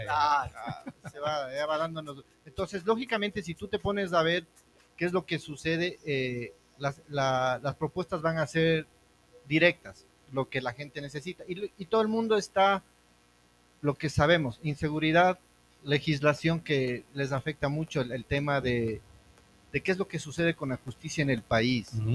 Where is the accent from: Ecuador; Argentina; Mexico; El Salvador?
Ecuador; somos los ecuatorianos